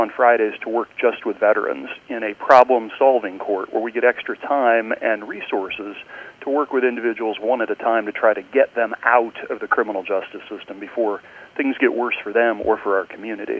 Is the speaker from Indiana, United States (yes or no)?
yes; Richmond, Indiana, United States; I grew up in Richmond, but we were so far east, we only got Ohio TV